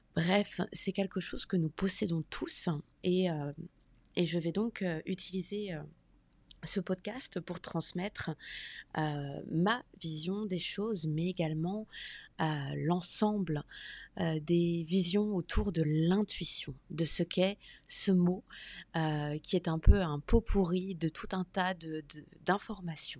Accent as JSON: {"language": "French", "country": "France", "moved": "as an adult", "lives_now": "United States", "said": "Je suis française et j'habite aux États-Unis depuis environ deux ans."}